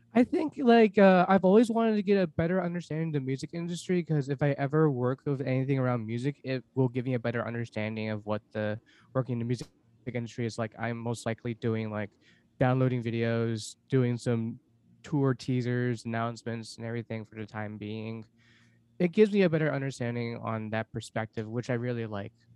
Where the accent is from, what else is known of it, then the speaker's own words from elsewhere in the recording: Los Angeles, California, United States; moved away as an adult; also born or lived in Seoul, South Korea; now in Portland, United States; I was adopted from Seoul, South Korea, four months old. I grew up in Los Angeles my whole life